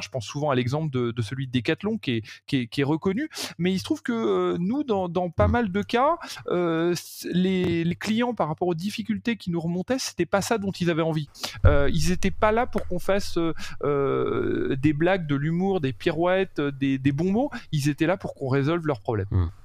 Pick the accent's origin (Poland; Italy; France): France; je suis français, j'habite en France et je travaille sur le marché français